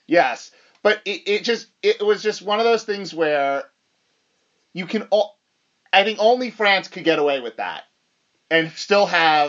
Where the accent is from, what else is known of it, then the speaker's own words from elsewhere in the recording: United States; as an American